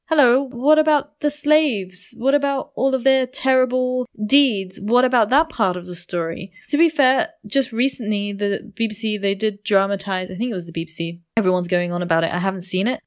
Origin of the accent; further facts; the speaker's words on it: United Kingdom; I was born in the U K, because my parents were born in a British colony